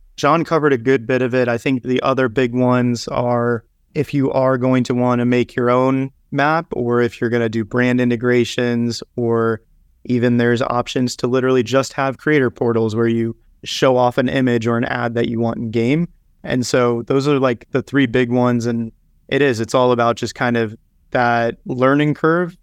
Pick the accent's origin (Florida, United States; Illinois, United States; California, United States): Florida, United States; South; moved away; I grew up in South Florida